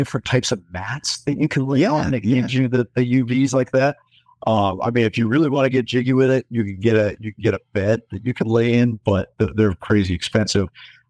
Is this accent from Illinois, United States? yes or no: no; Denver, Colorado, United States; Yeah, so born and raised in Denver, Colorado.